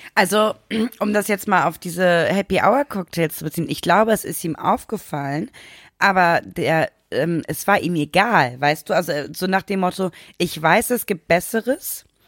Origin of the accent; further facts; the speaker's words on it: Germany; bei uns in Deutschland